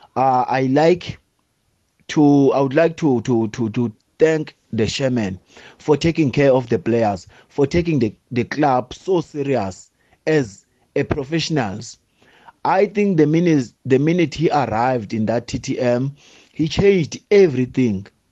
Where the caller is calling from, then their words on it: Port Elizabeth, Eastern Cape, South Africa; I'm calling from Port Elizabeth